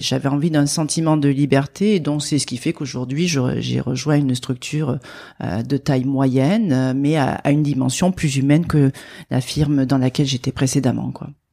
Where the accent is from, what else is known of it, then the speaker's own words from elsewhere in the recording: France; accent: accent chantant; mon petit accent chantant